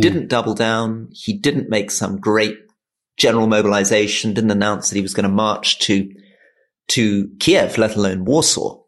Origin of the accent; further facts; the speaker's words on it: Hong Kong; I was born in Hong Kong